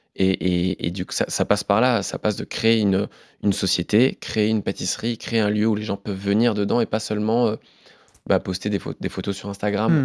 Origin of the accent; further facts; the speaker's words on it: Forbach, Grand Est, France; now in Paris, France; Je suis originaire de Forbach